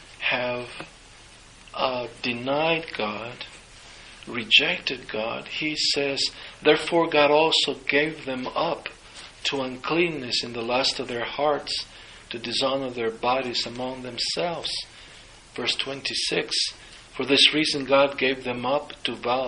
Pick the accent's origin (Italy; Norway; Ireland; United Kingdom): Italy; I'm from Italy